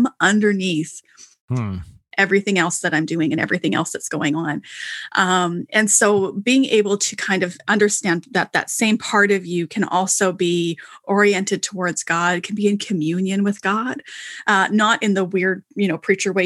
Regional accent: Canada; I'm Canadian

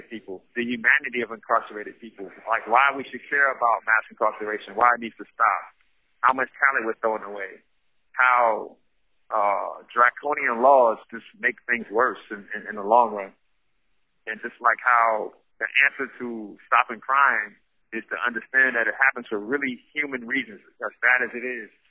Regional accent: New York City, New York, United States; now in San Quentin, United States; I grew up in Brownsville, Brooklyn, which is right next door to Crown Heights

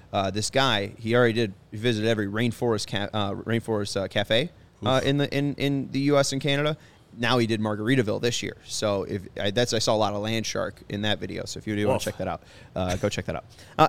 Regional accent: Sweden; Because I'm from Sweden

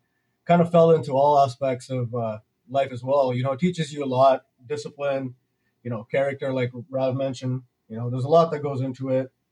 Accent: Mississauga, Ontario, Canada; also born or lived in Brampton; I grew up in Malton

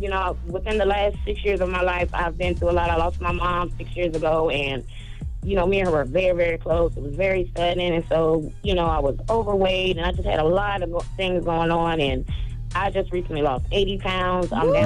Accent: South Carolina, United States; Charlamagne, I'm from South Carolina, boo, and them clouds you're talking about, we had some of the best rain last night.

